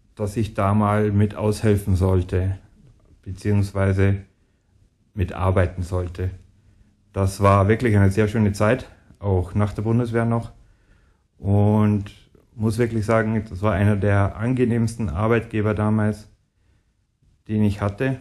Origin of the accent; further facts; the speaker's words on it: Ingolstadt, Bavaria, Germany; also born or lived in near Munich; in Ingolstadt, wo ich aufgewachsen bin